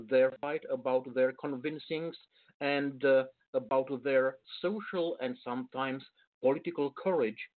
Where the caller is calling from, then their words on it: Bucharest, Romania; Uh, actually, I'm coming from Bucharest. It's uh, some uh, 800 kilometers east of Budapest